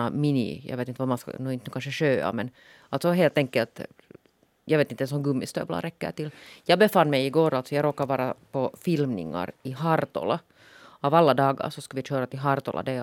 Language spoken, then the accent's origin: Swedish; Eastern Uusimaa, Finland; accent: East Nyland Swedish; also born or lived in Pirlax; det kommer igenom alltså östnyländska.